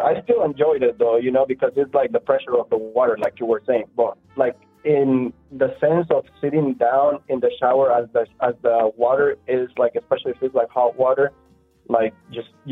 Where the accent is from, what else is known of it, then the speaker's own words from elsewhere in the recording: Honduras; now in Orlando, United States; I grew up in Honduras